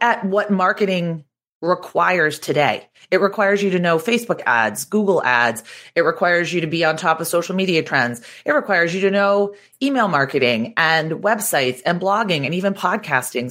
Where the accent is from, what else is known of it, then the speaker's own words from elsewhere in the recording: Boston, Massachusetts, United States; moved away as an adult; also born or lived in New York City; I'm from Boston. I went to Boston University.